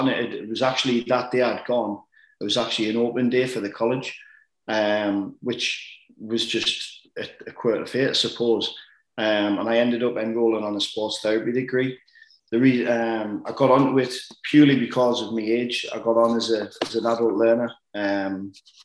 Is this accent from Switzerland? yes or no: no; Washington, North East England, United Kingdom; I'm from Washington, which is a town in between Sunderland and Newcastle